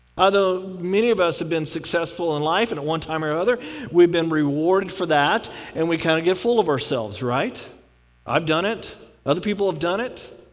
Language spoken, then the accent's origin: English; Texas, United States; I'm from Texas